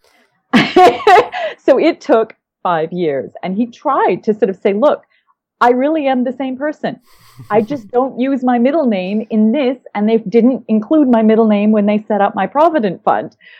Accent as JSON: {"language": "English", "town": "Winnipeg", "region": "Manitoba", "country": "Canada", "tie": "born or raised there", "moved": "as an adult", "said": "I'm actually originally from the Canadian prairies. I was born in Winnipeg and um, lived, well, the, the first uh, 20 odd years of my life in Canada"}